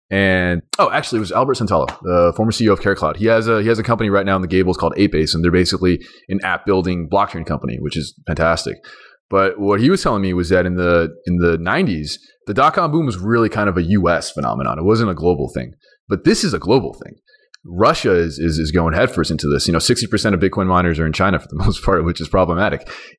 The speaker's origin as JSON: {"language": "English", "country": "Iran", "tie": "born there", "said": "I mean, I was born in Iran and I go there back and forth because my grandma lives there."}